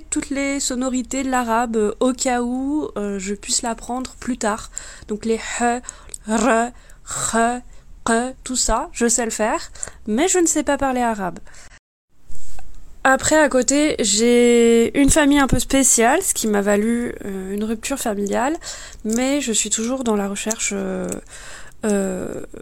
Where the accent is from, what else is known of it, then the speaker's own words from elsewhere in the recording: France; born there; j'ai 35 ans, je suis d'origine algérienne, je suis née en France.